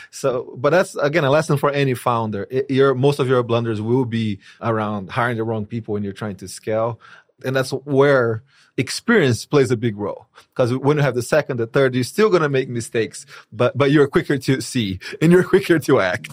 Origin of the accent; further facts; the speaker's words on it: Brazil; moved away; I'm from Brazil.